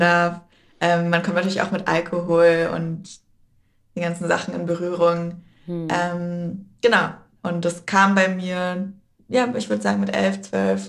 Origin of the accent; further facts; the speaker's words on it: Berlin, Germany; Ich bin ja in Prenzlberg aufgewachsen